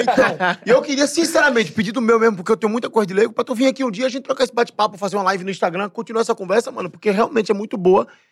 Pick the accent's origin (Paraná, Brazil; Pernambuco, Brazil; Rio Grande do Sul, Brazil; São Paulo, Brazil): Pernambuco, Brazil; moved away; eu saí de Pernambuco faz 16 anos. Eu voltei ano passado